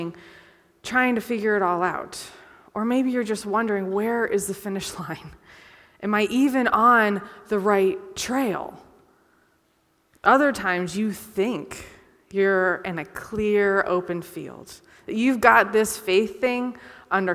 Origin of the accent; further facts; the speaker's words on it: Conneaut, Ohio, United States; I grew up in Conneaut, Ohio